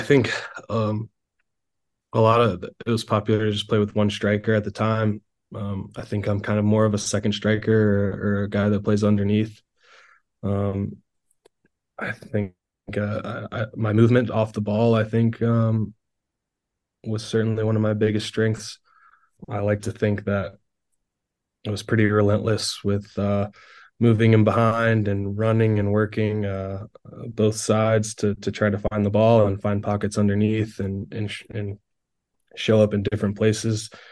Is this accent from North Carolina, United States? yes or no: yes; Carolina Railhawks' hometown, North Carolina, United States; it was kind of back in my hometown